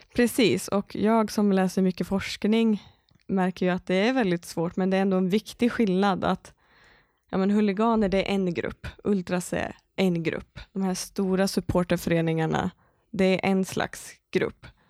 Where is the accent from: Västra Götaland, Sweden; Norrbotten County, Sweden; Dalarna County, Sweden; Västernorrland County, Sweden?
Västra Götaland, Sweden; Skaraborg; moved away; also born or lived in Borås; jag är inte uppvuxen i Borås, även om jag bott där många år. Jag är uppvuxen från Skaraborg